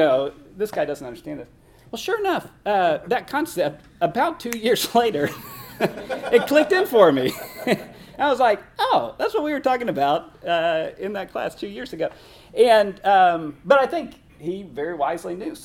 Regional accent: Northern Colorado, United States; I grew up in Northern Colorado

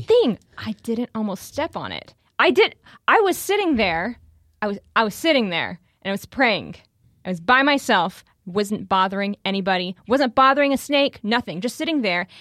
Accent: Houston, Texas, United States; moved away as an adult; also born or lived in Steubenville, Ohio; I'm originally from Houston

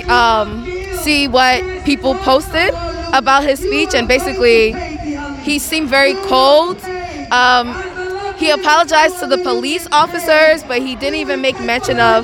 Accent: United States; being an American-born Nigerian, the blood of Nigeria flows strongly through my veins.

